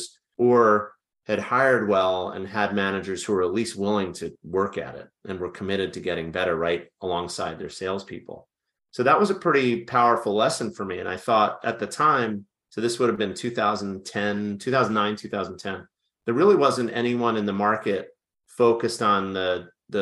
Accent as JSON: {"language": "English", "region": "New York area", "country": "United States", "tie": "born or raised there", "moved": "as an adult", "lives_now": "Washington, D.C., United States", "said": "born and raised in the New York area."}